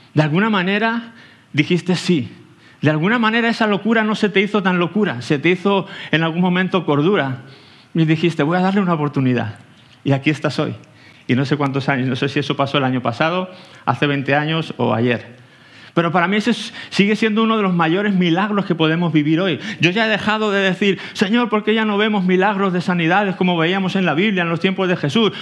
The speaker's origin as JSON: {"language": "Spanish", "town": "Aranjuez", "region": "Community of Madrid", "country": "Spain", "moved": "as an adult", "lives_now": "Tenerife, Spain", "said": "Vengo de, soy de aquí de Aranjuez, eh, cerquita, vaya, de, de aquí"}